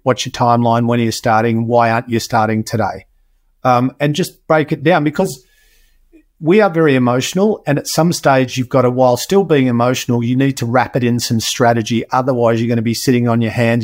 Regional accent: Australia; I was born in Australia

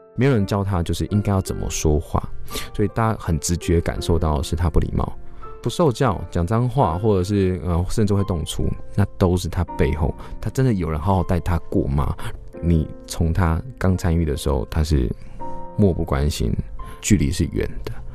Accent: Taitung County, Taiwan; 我在这边长大

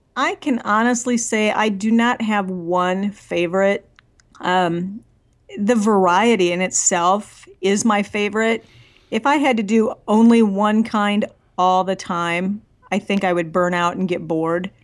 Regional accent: northwest corner of Iowa, United States; now in Nashville, United States; I grew up in the Midwest, um, in the furthest northwest corner of Iowa that you could ever get to.

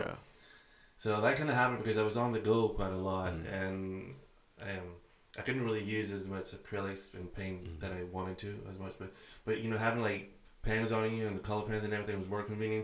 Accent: Athens, Attica, Greece; moved away as an adult; now in Aberdeen, United Kingdom; I'm from Athens, Greece

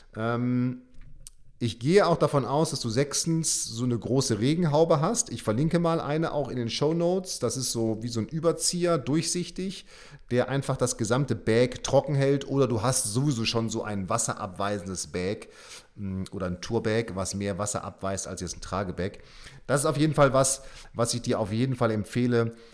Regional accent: Münster, North Rhine-Westphalia, Germany; now in Bremen, Germany; ich komme ja auch aus Münster, also Münster und Bremen

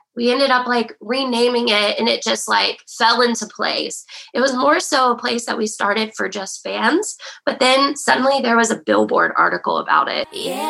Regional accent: West Virginia, United States; moved away as an adult; now in Nashville, United States

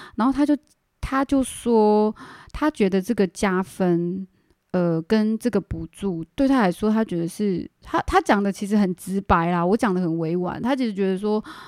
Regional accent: Taiwan; also born or lived in Canada; 我是嗯。真，真正的台湾人

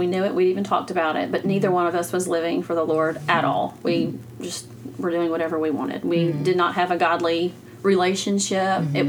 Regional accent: Arkansas, United States; I grew up over in Arkansas, just right across the river. That's where I was born and raised. So grew up there, went to church there, high school, everything.

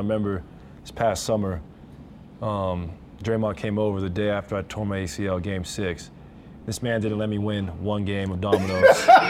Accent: Oregon, United States; moved away; also born or lived in Los Angeles / Pullman, Washington; I grew up in Oregon

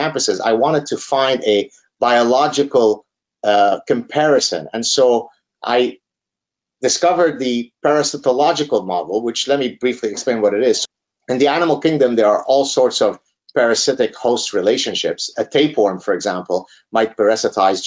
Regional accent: Lebanon; moved away; growing up in Lebanon as a part of the last Lebanese Jews that had steadfastly refused to leave Lebanon

